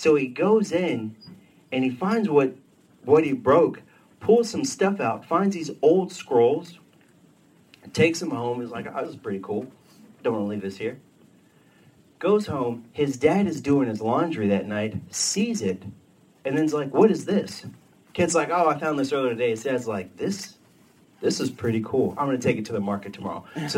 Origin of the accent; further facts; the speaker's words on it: Texas, United States; I moved up here from Texas. You know, we didn't have any Amish people where I was from, so I'd heard about them.